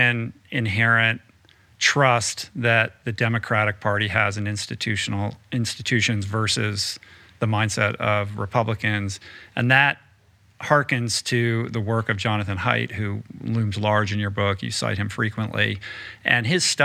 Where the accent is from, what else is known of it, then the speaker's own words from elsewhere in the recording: Washington, District of Columbia, United States; I grew up in Washington, D.C.